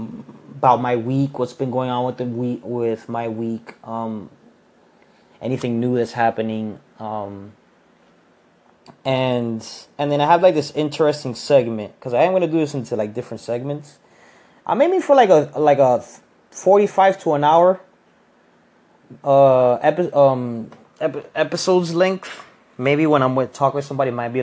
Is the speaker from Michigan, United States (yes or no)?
no; Miami, Florida, United States; I'm from Miami.